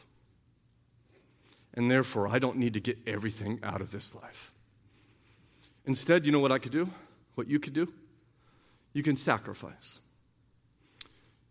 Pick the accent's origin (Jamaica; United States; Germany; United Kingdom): United States; We're American